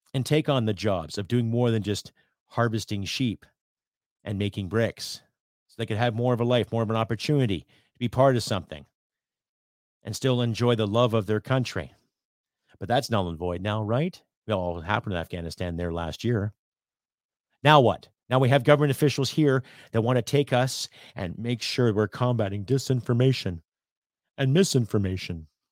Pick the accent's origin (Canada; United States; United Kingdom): Canada; I'm a Canadian